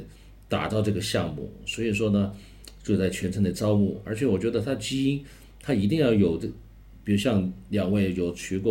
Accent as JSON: {"language": "Chinese", "region": "Chongqing", "country": "China", "said": "按照我们重庆自身本身也应该也有这么好的。东西出来能展现重庆，展现我们重庆人，嗯，所以这个它也有一个情怀在里面"}